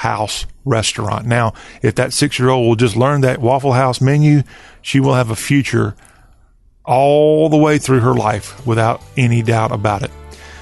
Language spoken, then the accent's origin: English; the South, United States; Here in the South